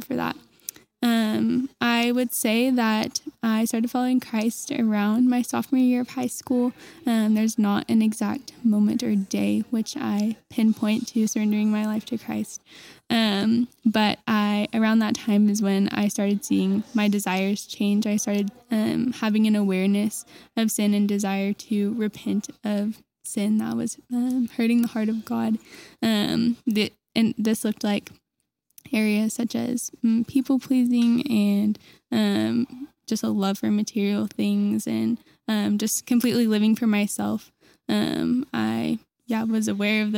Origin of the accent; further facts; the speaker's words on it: Enid, Oklahoma, United States; I grew up in Enid, Oklahoma with my two younger siblings